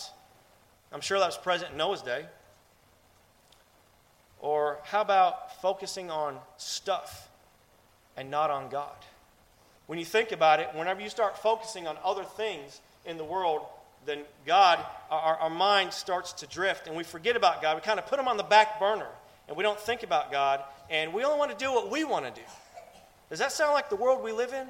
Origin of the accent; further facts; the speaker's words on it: Ohio, United States; I'm from Ohio